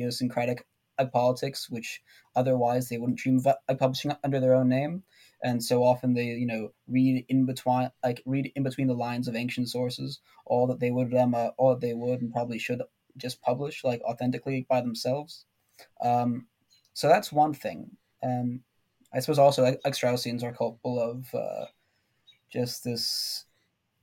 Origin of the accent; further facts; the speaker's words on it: United States; I'm an American